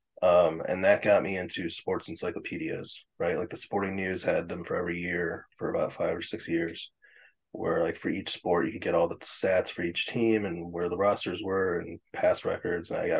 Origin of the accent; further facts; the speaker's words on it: Chicago, Illinois, United States; I'm still in Chicago proper. I've been in Chicago proper my entire life